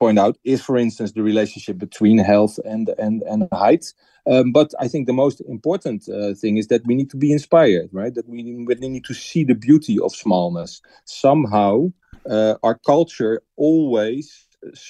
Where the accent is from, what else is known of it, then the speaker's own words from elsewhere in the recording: Netherlands; I'm from the Netherlands